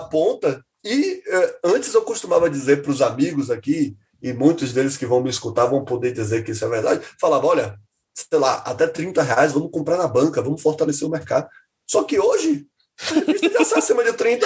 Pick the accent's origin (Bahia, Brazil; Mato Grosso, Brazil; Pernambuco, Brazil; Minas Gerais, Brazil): Bahia, Brazil; Salvador; eu que sou de Salvador